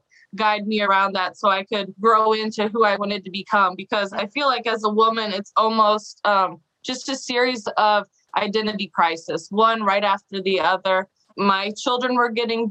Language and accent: English; Missouri, United States; I'm from Missouri